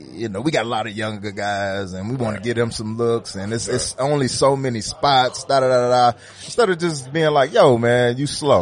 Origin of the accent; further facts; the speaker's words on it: Detroit, Michigan, United States; growing up in Detroit